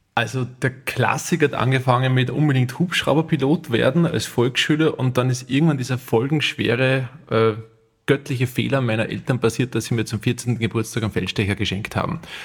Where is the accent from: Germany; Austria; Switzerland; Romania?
Austria; St. Florian, Upper Austria; ich komme aus St. Florian Berlins